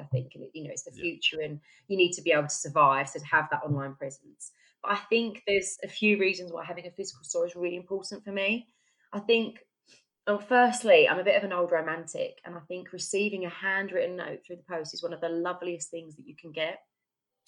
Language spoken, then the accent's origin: English; Essex, East of England, United Kingdom; moved away as an adult; now in Stockport, United Kingdom; I'm from Essex, actually